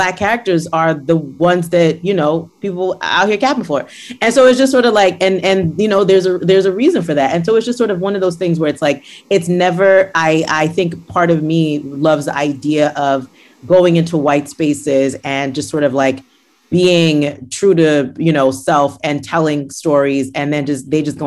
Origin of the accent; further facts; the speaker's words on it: Nigeria; I grew up in Nigeria.